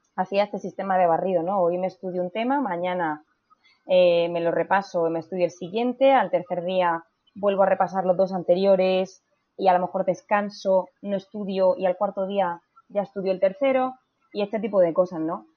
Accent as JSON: {"language": "Spanish", "region": "Region of Murcia", "country": "Spain", "moved": "as an adult", "lives_now": "Madrid, Spain", "said": "en Murcia, que es eh, de, donde yo soy."}